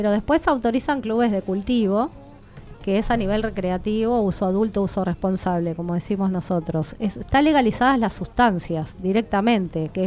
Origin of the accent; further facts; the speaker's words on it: Argentina; los canadienses son canadienses, nosotros somos argentinos, hay que adecuar la ley al argentino.